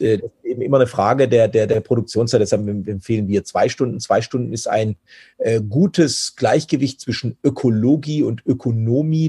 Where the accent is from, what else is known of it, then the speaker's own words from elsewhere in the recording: Germany; bei uns in Deutschland